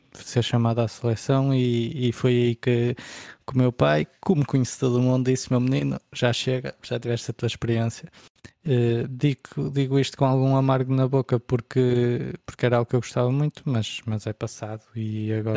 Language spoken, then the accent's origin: Portuguese; Porto, Norte, Portugal; desde pequenino fui criado no Porto